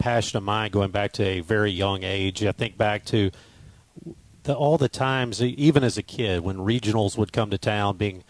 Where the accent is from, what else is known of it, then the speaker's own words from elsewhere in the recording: Starkville, Mississippi, United States; growing up in Starkville and in the surrounding area.